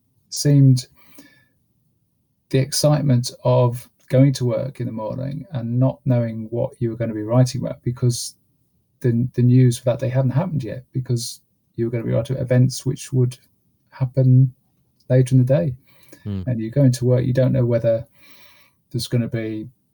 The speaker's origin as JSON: {"language": "English", "area": "South Lincolnshire", "region": "East Midlands", "country": "United Kingdom", "tie": "born or raised there", "said": "My mum was a reporter on the local paper where I grew up in South Lincolnshire"}